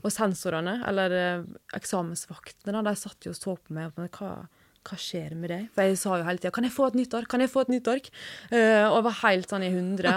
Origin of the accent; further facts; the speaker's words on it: Sykkylven, Møre og Romsdal, Norway; moved away as an adult; now in Oslo, Norway; Jeg kommer fra Sunnmøre, nærmere bestemt Sykkylven.